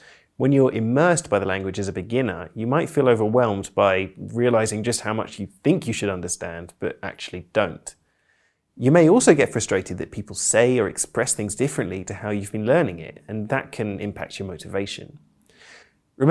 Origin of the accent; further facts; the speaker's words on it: United Kingdom; I'm British polyglot